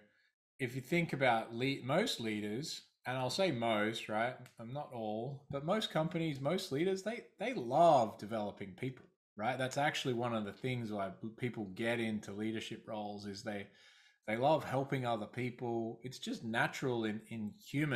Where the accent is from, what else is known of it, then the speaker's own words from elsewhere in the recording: Australia; accent: Australian; moved away as an adult; also born or lived in London; I started out my career in Australia. Obviously, my accent is from there